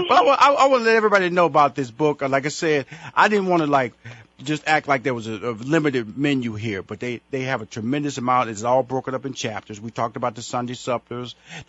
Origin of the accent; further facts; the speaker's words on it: Houston, Texas, United States; I'm from Houston, Texas, so I'm all from that little area.